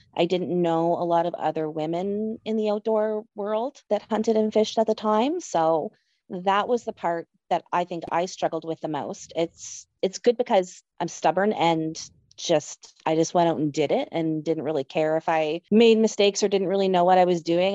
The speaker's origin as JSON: {"language": "English", "region": "Nova Scotia", "country": "Canada", "tie": "born or raised there", "moved": "as an adult", "lives_now": "Manitoba, Canada", "said": "I grew up in Nova Scotia, and I lived there most of my life"}